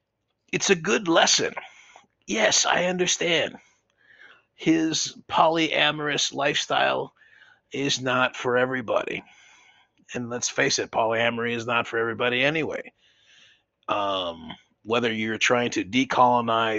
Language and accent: English; United States; We're so lucky as American men.